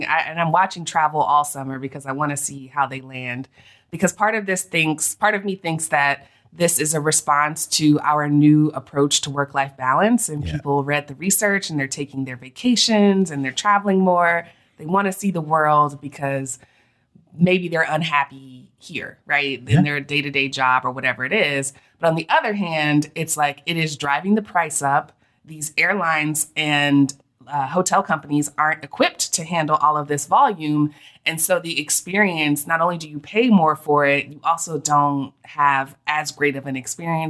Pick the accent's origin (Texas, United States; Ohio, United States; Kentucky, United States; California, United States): Texas, United States; also born or lived in Georgia / Florida; But growing up in Texas and Georgia